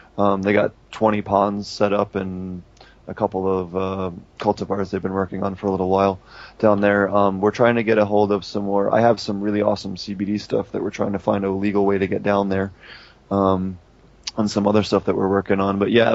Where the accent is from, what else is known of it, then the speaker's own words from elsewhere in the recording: United States; I grew up in Philadelphia, New York